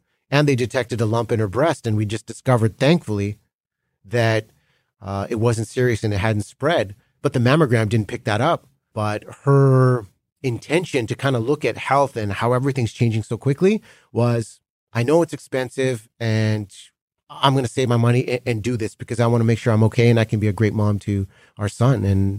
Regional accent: Delta, British Columbia, Canada; Like, we grew up in Delta, British Columbia. I came home.

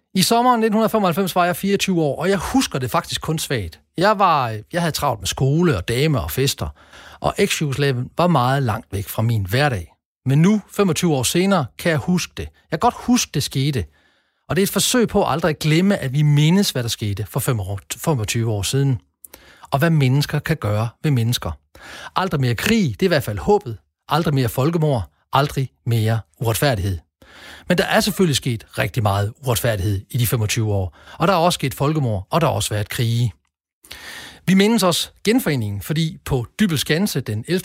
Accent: Denmark

